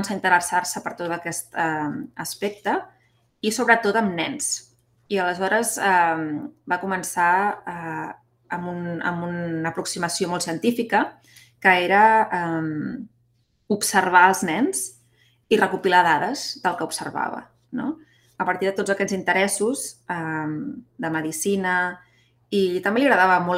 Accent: Barcelona, Catalonia, Spain; Doncs sí, mira … mm, sóc de Barcelona.

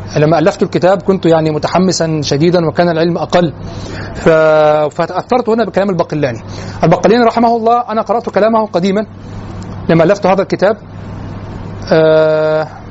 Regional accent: Egypt; نحن كمصريين

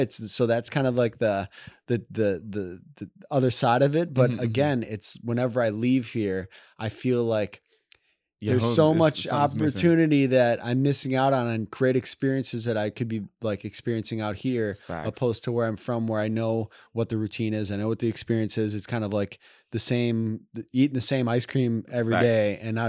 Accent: Midwest, United States; when growing up in the Midwest in a cold environment

